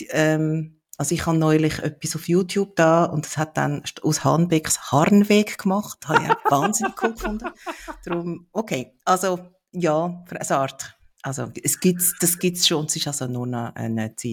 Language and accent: German; Switzerland; Wir in der Schweiz